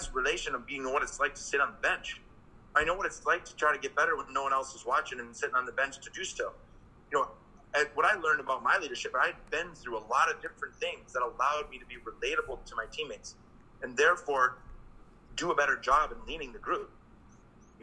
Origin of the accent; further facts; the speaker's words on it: Green Bay, Wisconsin, United States; moved away as an adult; also born or lived in England; I'm a kid from Green Bay, Wisconsin